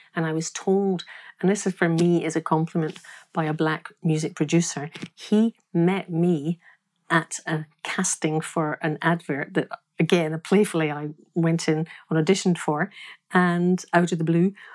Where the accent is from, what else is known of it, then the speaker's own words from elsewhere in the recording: Glasgow, Scotland, United Kingdom; I am from Glasgow. I'm born, I was born in Scotland